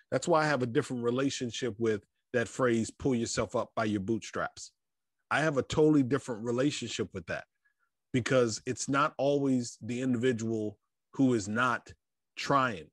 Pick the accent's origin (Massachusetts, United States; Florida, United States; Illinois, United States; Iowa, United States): Florida, United States; Fort Lauderdale; I was born in South Florida, Fort Lauderdale to be exact